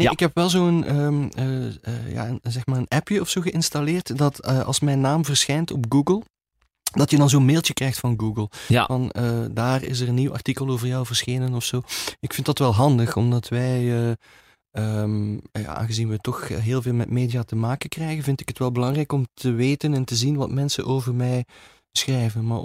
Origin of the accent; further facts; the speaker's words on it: Beervelde, Flanders, Belgium; ik ben geboren in Beervelde. Dat is, ehm, ik, eh, toen mijn moeder uit de kraamkliniek kwam, dan is ze met mij als baby in de straat gekomen waar ik nog altijd eh, nu woon.